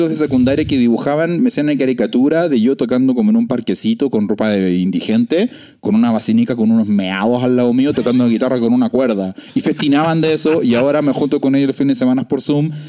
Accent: Valparaíso, Chile; moved away as an adult; now in Mexico; yo nací en Ozono, pero yo digo que soy de Valparaíso, se me preguntan.

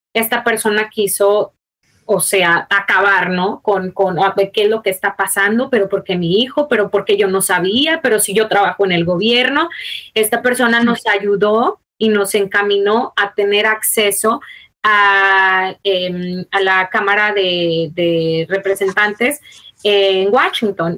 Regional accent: Mexico; moved away; also born or lived in United States; yo soy mexicana. Nací en eh, Estado, pero me crié en México.

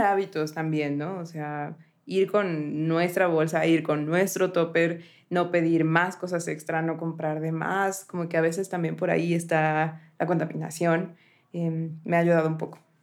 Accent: Puebla, Mexico; mi ciudad natal

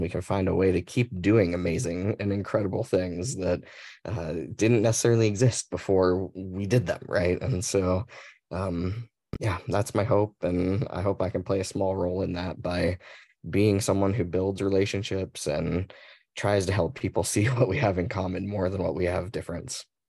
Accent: Mesa, Arizona, United States; also born or lived in Phoenix, Arizona; I was born and raised in, uh, Mesa, Arizona

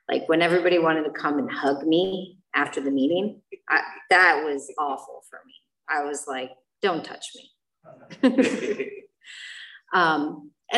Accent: Chicago, Illinois, United States; moved away; I am from Chicago

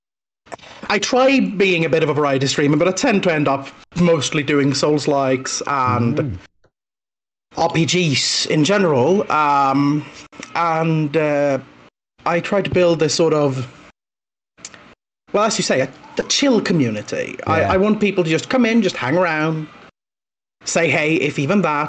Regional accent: Sweden; I'm from Sweden.

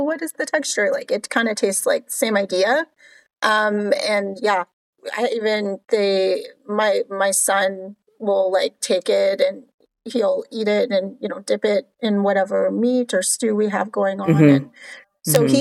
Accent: Cape Breton, Nova Scotia, Canada; moved away as an adult; also born or lived in Halifax, Canada / Edmonton, Canada / Grand Prairie, Canada; now in Texas, United States; I grew up in Cape Breton

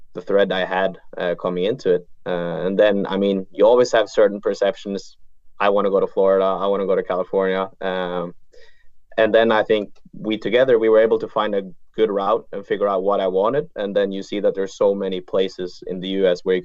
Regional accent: Bergen, Vestland, Norway; moved away; growing up in Bergen and playing tournaments

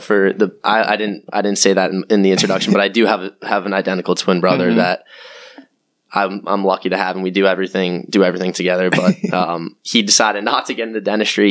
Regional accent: Cape Cod, Massachusetts, United States; moved away as an adult; also born or lived in Washington, D.C.; I'm from Cape Cod, Massachusetts. Went to high school on Cape.

